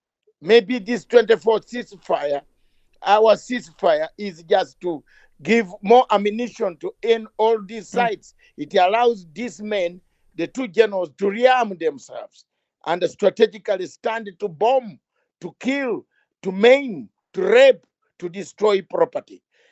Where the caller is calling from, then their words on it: London, United Kingdom; I am joining you from London, the capital city of United Kingdom, and not Nairobi.